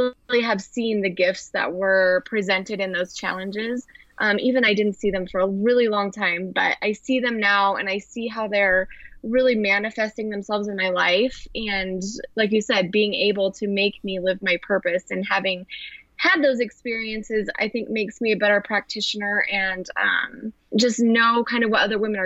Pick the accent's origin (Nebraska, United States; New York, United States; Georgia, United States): Nebraska, United States; Western; moved away as an adult; also born or lived in Arizona; I grew up in Western Nebraska